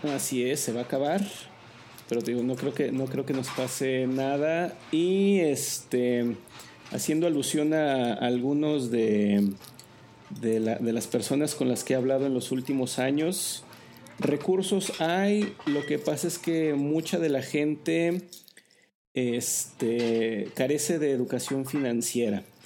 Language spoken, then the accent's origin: Spanish; Zacatecas, Mexico; yo nací en Zacatecas